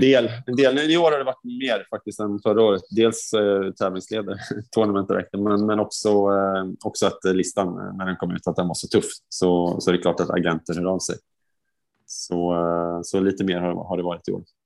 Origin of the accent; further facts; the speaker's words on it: Sweden; som svensk före detta liksom spelare